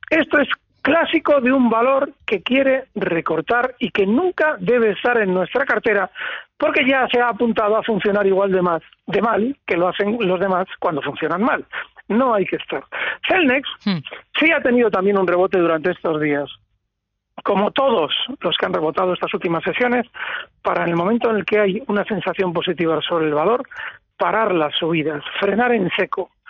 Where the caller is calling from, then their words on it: Pamplona, Navarre, Spain; Sí, Javier, buenas tardes.